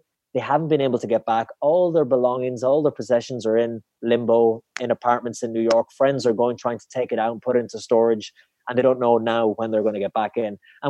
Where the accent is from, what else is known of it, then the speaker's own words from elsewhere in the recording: Ireland; it was so interesting as an Irish person